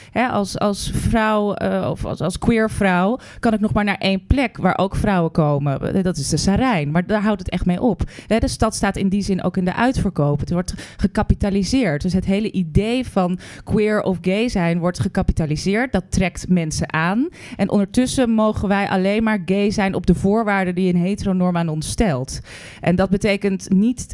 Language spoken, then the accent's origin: Dutch; Netherlands; wij zijn Nederlanders.